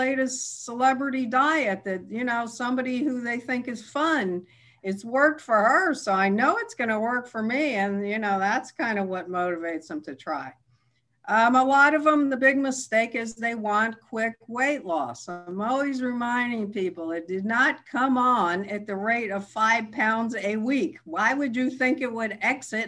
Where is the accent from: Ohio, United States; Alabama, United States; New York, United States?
New York, United States; New York City; now in Irvine, United States; I grew up in Manhattan